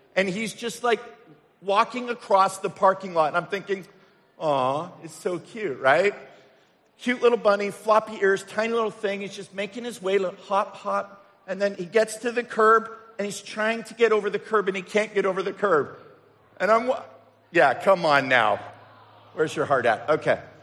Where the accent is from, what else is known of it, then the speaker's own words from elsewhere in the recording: England, United Kingdom; moved away; also born or lived in Canada; our family growing up in England